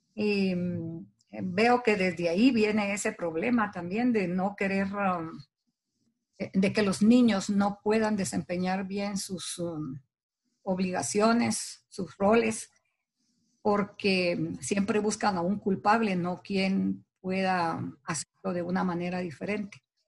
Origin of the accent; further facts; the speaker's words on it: Guatemala; como guatemalteca